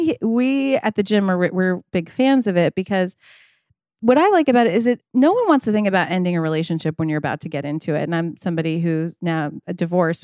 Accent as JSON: {"language": "English", "area": "Long Island", "region": "New York", "country": "United States", "tie": "born or raised there", "also_born_or_lived": "New Orleans, Louisiana", "said": "I'm grew up on Long Island, but I was born in New Orleans"}